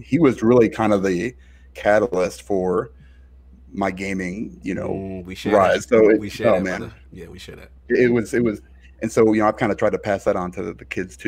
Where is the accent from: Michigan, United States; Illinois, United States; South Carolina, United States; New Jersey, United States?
Illinois, United States; Chicago; moved away; I'm from Chicago originally